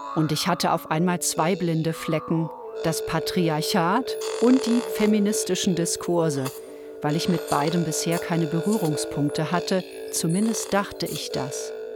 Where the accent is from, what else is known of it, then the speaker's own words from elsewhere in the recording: Ruhr area, North Rhine-Westphalia, Germany; Ich bin im Ruhrgebiet aufgewachsen